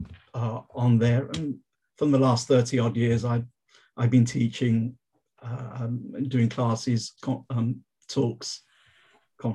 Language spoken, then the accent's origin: English; London, United Kingdom; I born and bred in London